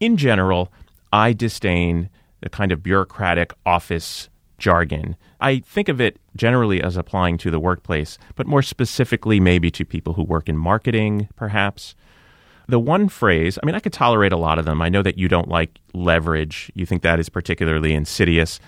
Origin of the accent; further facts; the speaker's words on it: outside of New York, United States; I grew up outside of New York